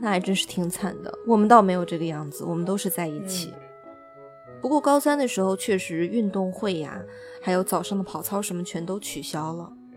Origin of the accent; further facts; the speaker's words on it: Henan, China; moved away; 然后我是来自一个非常卑微的人口大省，卷子虽然不是很难，就是全国卷，但是人口真的是很多的河南省。